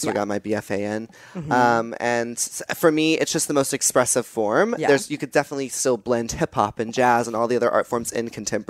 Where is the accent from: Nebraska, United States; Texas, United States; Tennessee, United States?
Texas, United States; moved away; growing up in Texas, a little gay boy